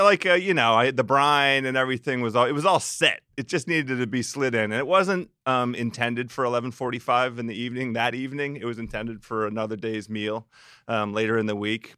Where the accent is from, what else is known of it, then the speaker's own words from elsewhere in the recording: Silver Spring, Maryland, United States; I grew up in Silver Spring